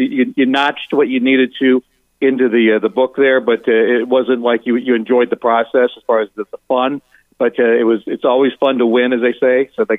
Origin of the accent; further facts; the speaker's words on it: near Cleveland, Ohio, United States; moved away; I grew up near Cleveland